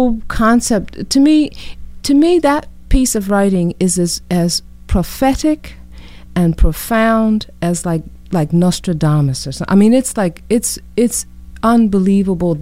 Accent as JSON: {"language": "English", "country": "United States", "also_born_or_lived": "London / New York", "lives_now": "Kingston, United States", "said": "I'm American"}